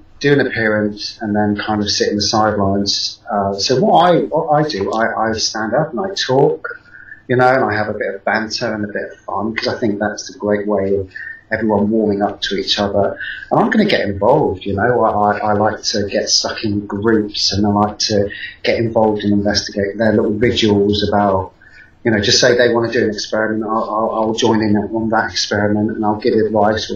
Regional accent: Salisbury, South West England, United Kingdom; It's in my hometown

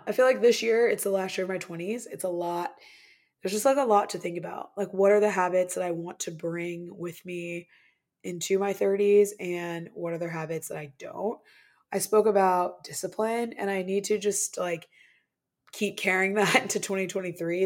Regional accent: Midwest, United States; moved away as an adult; I'm originally from the Midwest.

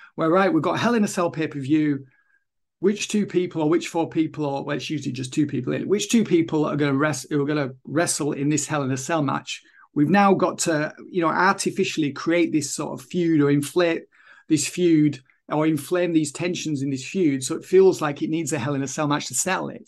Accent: Kendal, North West England, United Kingdom; it was the only job i could get anyway in kendall my hometown at the time

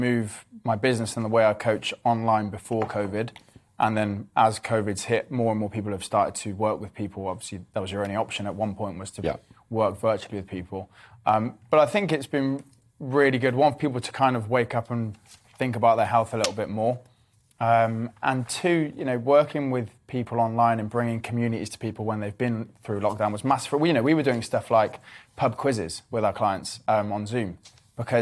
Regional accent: Cheltenham, South West England, United Kingdom; I grew up in Cheltenham.

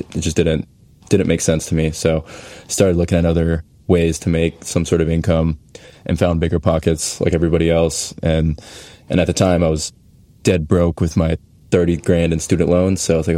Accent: Saint Paul, Minnesota, United States; moved away as an adult; also born or lived in Tulsa, Oklahoma; now in Houston, United States; I'm from St. Paul, Minnesota originally. So very cold, just like up there in Cleveland. Ended up going to Tulsa, Oklahoma for school.

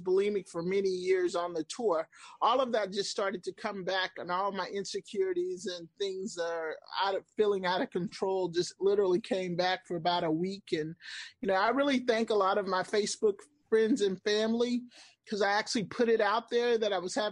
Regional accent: Houston, Texas, United States; moved away as an adult; also born or lived in Washington, D.C. area; Born and raised in Houston. I left for probably like 13 years. I was in Washington, D.C. area for a while

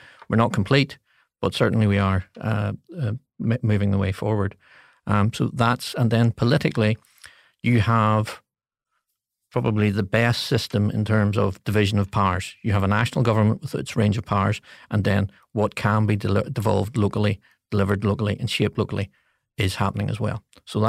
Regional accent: Coleraine, Northern Ireland, United Kingdom; also born or lived in Belfast; Born and raised in Coleraine, the housing executive estate, Ballysally.

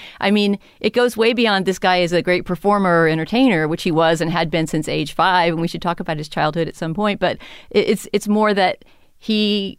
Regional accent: San Antonio, Texas, United States; But also, at least where I grew up in San Antonio, Texas, it was not easy to see silent movies, you know?

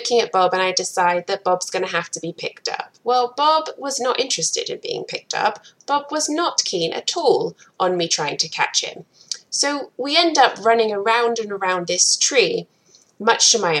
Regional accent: England, United Kingdom; moved away as an adult; also born or lived in Providence, Rhode Island, United States / Atlanta, Georgia, United States; now in Akron, Ohio, United States; I am originally from England and I moved to the US about 11 years ago now

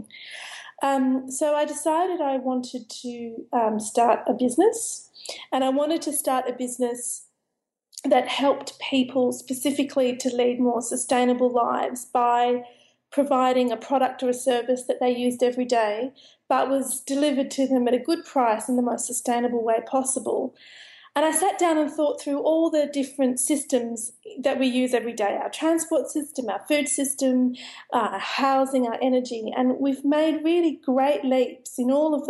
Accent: Sydney, New South Wales, Australia; now in London, United Kingdom; I was actually a city kid. I grew up in Sydney.

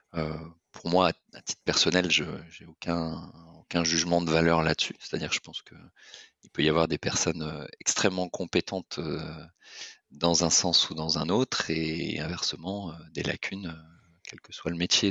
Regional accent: Lorient, Brittany, France; je suis breton d'origine, euh, l'orientais exactement.

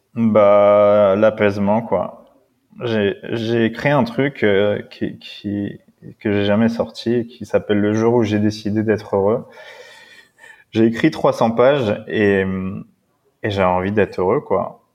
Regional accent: La Courneuve, Île-de-France, France; also born or lived in Paris / Brittany; j'ai été élevé dans le 93

